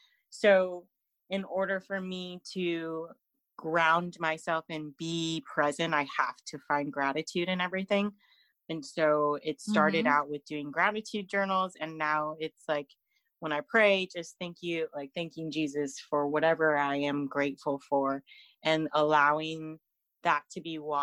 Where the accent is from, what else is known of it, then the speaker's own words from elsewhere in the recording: California, United States; now in Fresno, United States; So I live in this town where everything is so far right and so conservative. And I come from the Bay Area, when I moved here to Fresno in 2017, I was very liberal, progressive